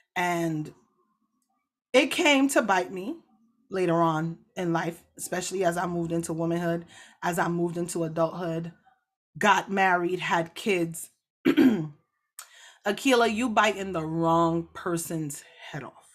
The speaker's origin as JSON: {"language": "English", "country": "Jamaica", "said": "I am a Jamaican."}